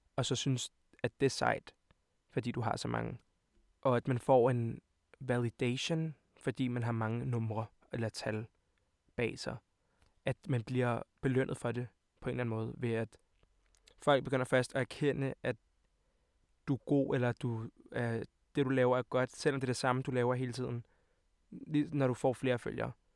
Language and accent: Danish; Copenhagen, Capital Region of Denmark, Denmark; also born or lived in Montenegro (parents); Jeg kommer fra København, videre. Jeg kommer fra videre af